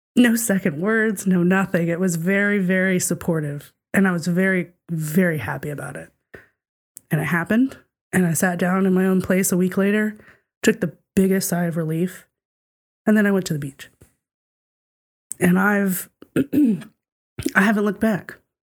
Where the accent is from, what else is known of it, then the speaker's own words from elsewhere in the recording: the South, United States; we were talking about being from the South and diff-, different ways of life